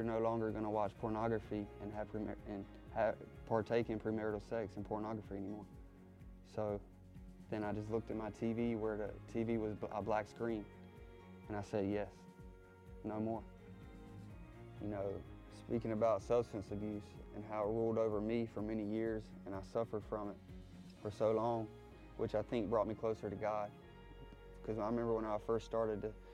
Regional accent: South Carolina, United States; moved away as an adult; now in Virginia, United States; I'm from South Carolina

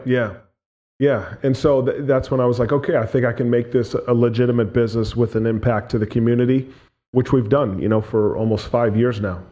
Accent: New Hampshire, United States; born and raised in New Hampshire

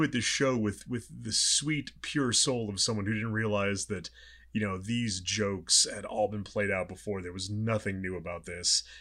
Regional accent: Southern California, United States; now in Los Angeles, United States; I'm from Southern California

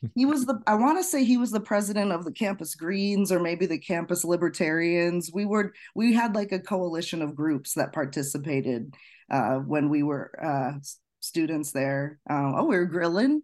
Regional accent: Chicago suburbs, Illinois, United States; I grew up in the Chicago suburbs

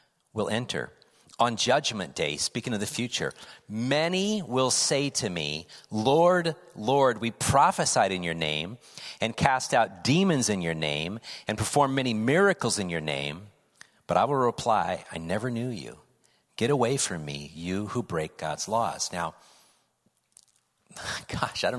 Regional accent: United States; I'm a Christian, I'm an American

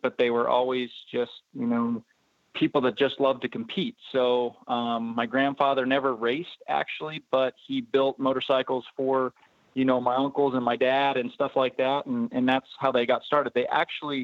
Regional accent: 30 minutes east of Hershey, Pennsylvania, United States; born or raised there

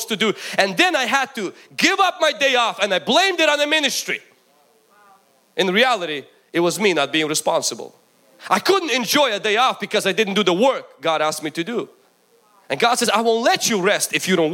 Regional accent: Ukraine; moved away; When I grew up in Ukraine

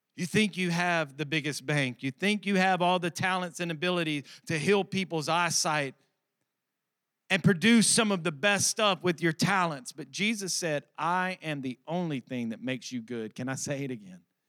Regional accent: Alabama, United States; I'm from Alabama.

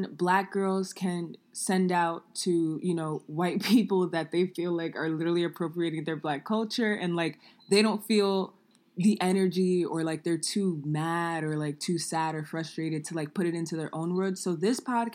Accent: New York City, New York, United States; growing up in New York City

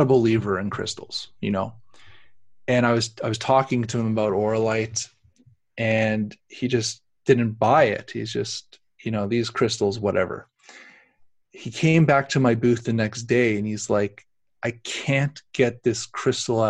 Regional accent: Canada; we're Canadians

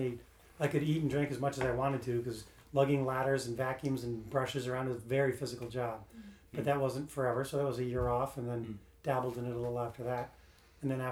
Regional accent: New England, United States; also born or lived in Massachusetts / Connecticut / Maine; I tell people I'm from New England because I was born in Massachusetts. I went to prep school in Connecticut

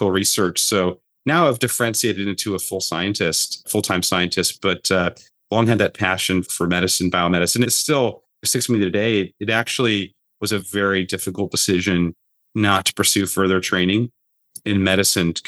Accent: Spokane, Washington, United States; moved away; also born or lived in Tucson, Arizona / Boston, Massachusetts / St. Louis, Missouri; And then when he got his first job, it was in Spokane.

